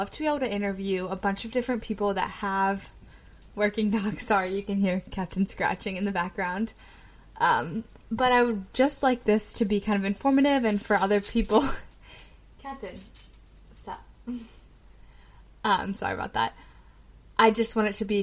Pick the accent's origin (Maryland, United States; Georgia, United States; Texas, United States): Maryland, United States; Annapolis; also born or lived in Severna Park, Maryland; I am from Annapolis, Maryland, and I grew up between Severna Park and Annapolis, kind of between the two.